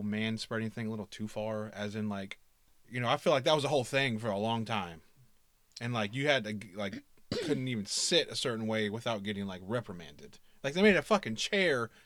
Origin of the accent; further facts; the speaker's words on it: the South, United States; I'm from the South